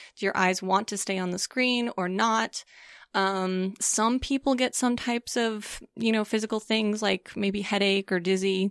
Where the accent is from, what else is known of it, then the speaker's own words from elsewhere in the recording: St. Louis, Missouri, United States; moved away; also born or lived in Colorado Springs, Colorado; I grew up in Saint Louis, Missouri